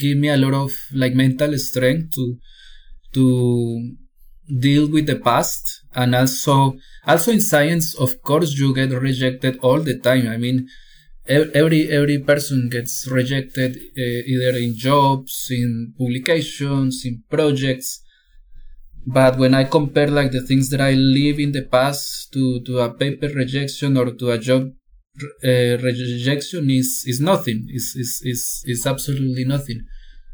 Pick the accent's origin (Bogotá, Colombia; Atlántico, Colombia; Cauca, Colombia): Cauca, Colombia; now in Chile; I was born in Cauca, Colombia, which is like the most violent region of Colombia